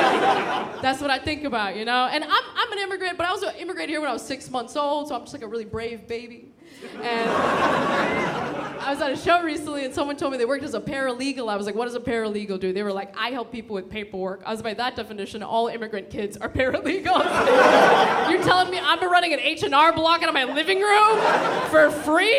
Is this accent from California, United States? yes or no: yes; San Diego, California, United States; now in New York, United States; I grew up in San Diego